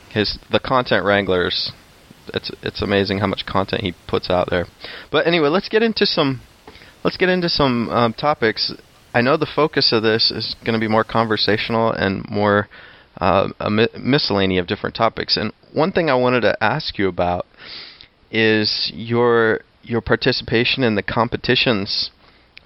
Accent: Tacoma, Washington, United States; moved away; I grew up in Tacoma

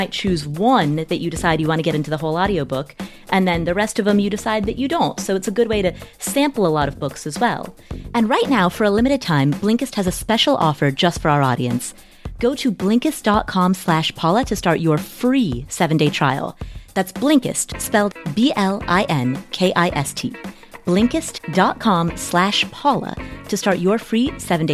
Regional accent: Kathmandu, Bagmati, Nepal; I am full-blooded Nepalese. I was born in Kathmandu

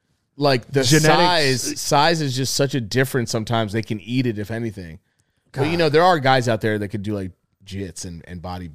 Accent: New York, United States; We grew up in New York.

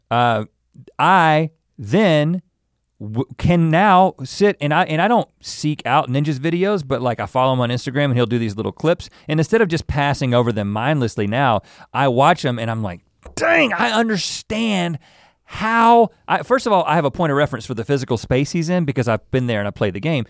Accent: the South, United States; I'm from the South

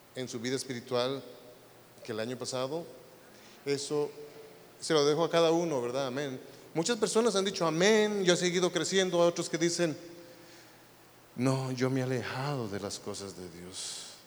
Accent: Guatemala; now in United States; yo no soy de Noruega, yo soy de Guatemala

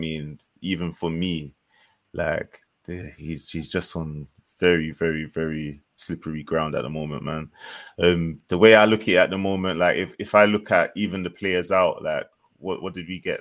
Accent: Jamaica; as a Jamaican

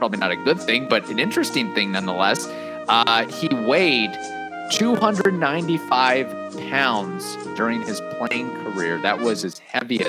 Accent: Cincinnati TV market, Ohio, United States; I watched growing up in the Cincinnati TV market

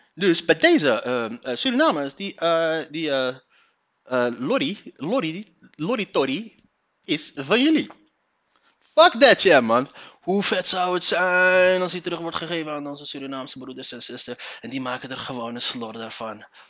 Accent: Leiden, South Holland, Netherlands; ik kom uit Leiden. Daar kom ik vandaan.

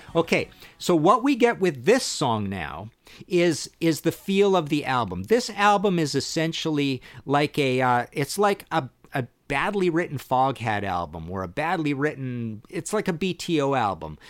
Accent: Trail, British Columbia, Canada; I grew up in Trail, B C, little town in British Columbia

